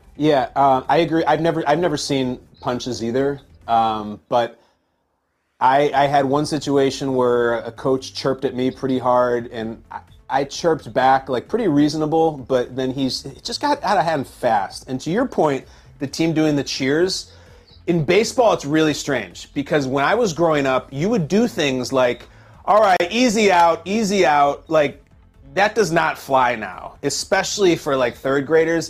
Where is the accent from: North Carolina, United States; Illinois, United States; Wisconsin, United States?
Illinois, United States; I grew up in Illinois.